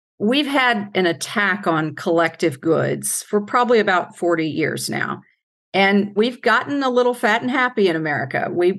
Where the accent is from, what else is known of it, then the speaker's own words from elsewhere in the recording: Louisville, Kentucky, United States; I'm a girl from Louisville, Kentucky